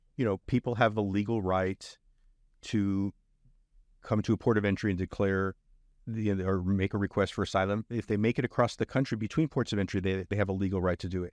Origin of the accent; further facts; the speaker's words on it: Brownsville, Texas, United States; also born or lived in Edinburg, Texas; I grew up in Brownsville and in Edinburgh